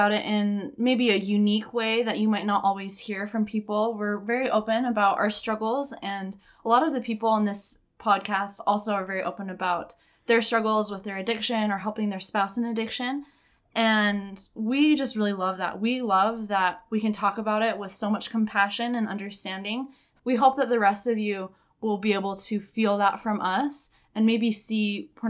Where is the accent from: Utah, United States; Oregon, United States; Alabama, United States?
Utah, United States; Yeah, so I was also born and raised in Utah. I'm the oldest of 9 kids